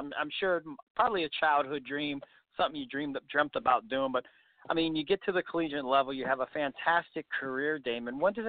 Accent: Eastern Ohio, United States; you guys know I'm from Eastern Ohio, so I'm right in the neck of woods of Western PA

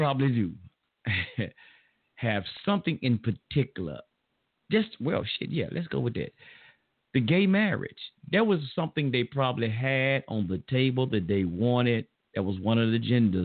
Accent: the South, United States; accent: Southern; I'm from the South. So y'all forgive me for my Southern slang or slur and terminologies.

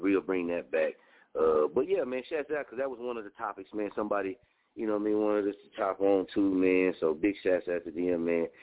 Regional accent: Muskogee, Oklahoma, United States; moved away; also born or lived in Las Vegas, Nevada; I'm from Muskogee, Oklahoma

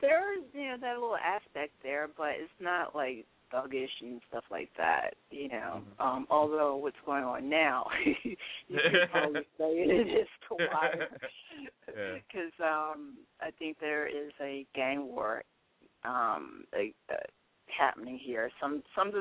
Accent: Baltimore, Maryland, United States; Baltimore is a very hospitable town and city

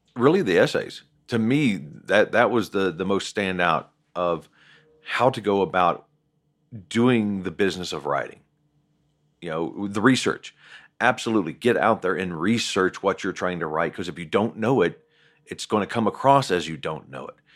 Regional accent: Southern West Virginia, United States; I grew up in Southern West Virginia, so the coal mine reference is applicable

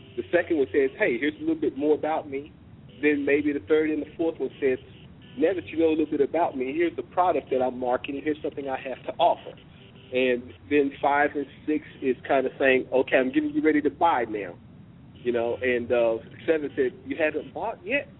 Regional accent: Oklahoma, United States; moved away as an adult; also born or lived in Washington, D.C.; I'm a missionary from Oklahoma

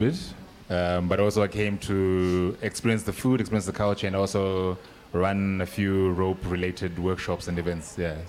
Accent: Harare, Zimbabwe; now in South Africa; I grew up in very conservative Zimbabwe, in Harare.

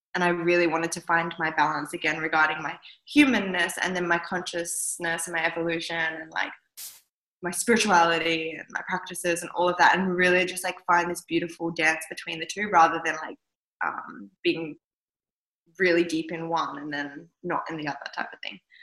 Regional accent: southwest of Western Australia, Australia; also born or lived in Kimberley, Western Australia; I was born up in the Kimberley of Western Australia and I was the first Western baby to be ever born in that community. Um, it was an Indigenous community up there, and my parents were teaching at the school. And then, after a few years of living up there, we moved down south, and I grew up mostly in the southwest of Western Australia.

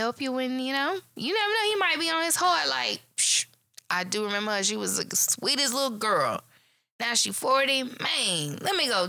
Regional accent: Shreveport, Louisiana, United States; Being from Shreveport

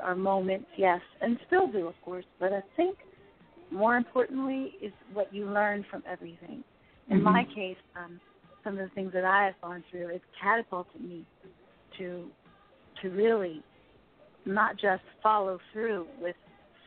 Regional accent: Philadelphia, Pennsylvania, United States; I'm originally from Philly

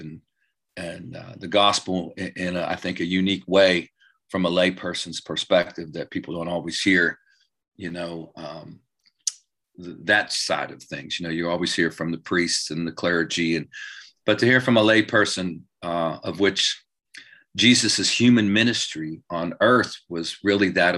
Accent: Clarksburg, West Virginia, United States; I'm originally from Clarksburg, West Virginia. Grew up in God's country there, almost heaven, West Virginia.

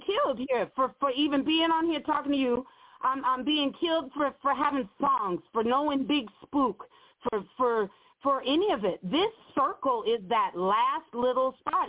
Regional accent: Montana, United States; also born or lived in Oakland; I'm from Montana

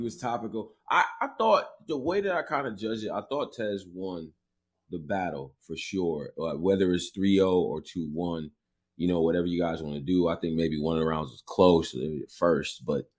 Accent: Northeast, United States; I'm from the Northeast.

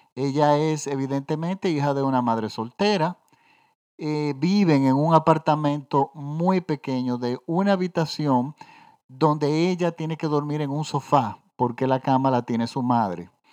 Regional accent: Dominican Republic; yo vivo en la República Dominicana

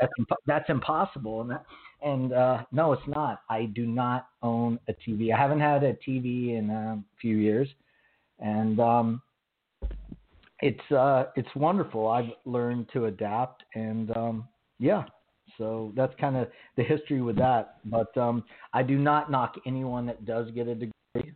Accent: Oklahoma, United States; accent: Southern; I was raised in Oklahoma

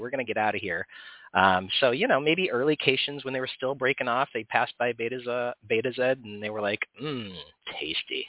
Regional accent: Oregon, United States; from my home state of Oregon

